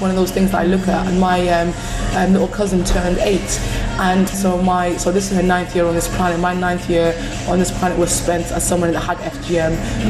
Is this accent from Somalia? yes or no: yes; Somalia; now in United Kingdom; love being Somali, I love being coming from a Muslim background, but I also want to be protected as a British citizen.